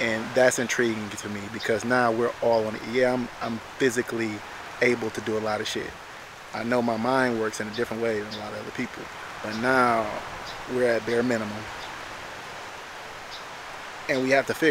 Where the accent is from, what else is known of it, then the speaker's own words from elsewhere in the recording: Detroit, Michigan, United States; also born or lived in Illinois; now in Houston, United States; I live in Houston right now. I'm originally from Detroit